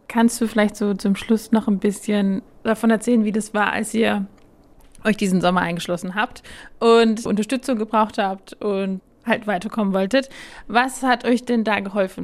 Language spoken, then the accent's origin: German; Germany; now in Austria; Ich komme aus Deutschland